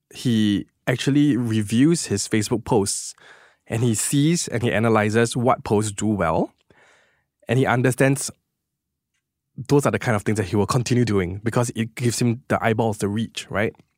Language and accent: English; Singapore; as a Singaporean, I am very proud to be Singaporean